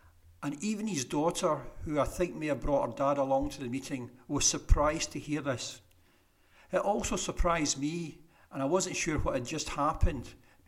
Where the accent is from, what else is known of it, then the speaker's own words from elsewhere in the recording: Rutherglen, Scotland, United Kingdom; I grew up in Fernhill, which is near Rutherglen, and we were surrounded by greenery, space, and places to play.